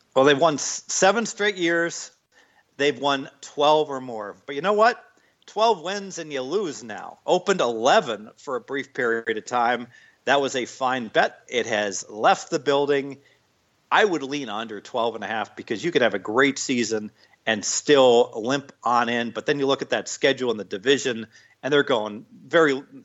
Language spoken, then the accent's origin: English; Dayton, Ohio, United States; I'm from Dayton, Ohio, so right down I 75